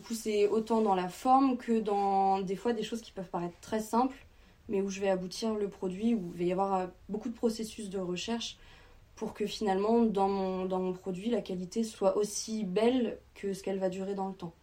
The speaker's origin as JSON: {"language": "French", "town": "Trégueux", "region": "Brittany", "country": "France", "tie": "born or raised there", "also_born_or_lived": "Paris", "said": "j'ai grandi ici donc à Trégueux"}